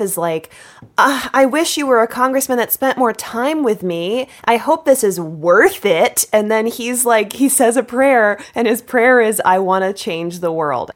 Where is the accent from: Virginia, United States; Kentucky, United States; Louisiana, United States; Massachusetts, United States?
Virginia, United States; Richmond; I grew up in Richmond